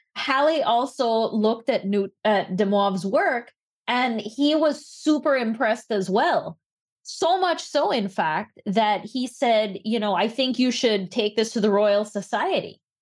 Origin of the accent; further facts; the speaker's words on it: Belize; now in United States; I grew up in Belize